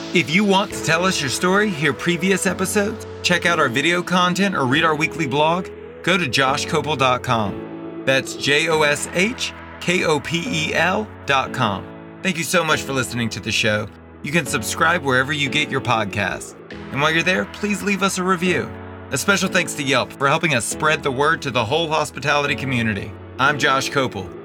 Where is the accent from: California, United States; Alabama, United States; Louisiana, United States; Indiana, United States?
Louisiana, United States; Baton Rouge; I was born and raised in Baton Rouge.